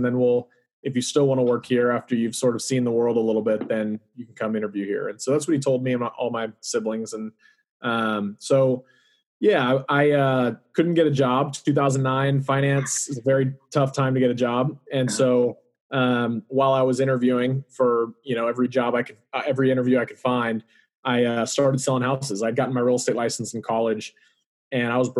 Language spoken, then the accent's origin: English; Austin, Texas, United States; also born or lived in College Station, Texas; born and raised here in Austin